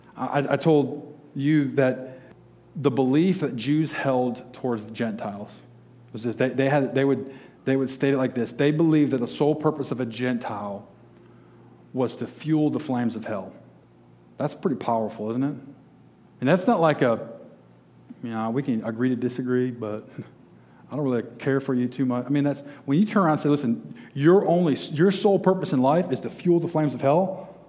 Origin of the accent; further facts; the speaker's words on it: Detroit, Michigan, United States; I grew up just outside Detroit